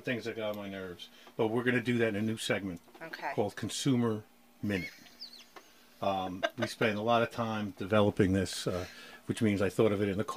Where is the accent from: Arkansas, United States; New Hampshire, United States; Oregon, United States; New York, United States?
New York, United States; I'm a New Yorker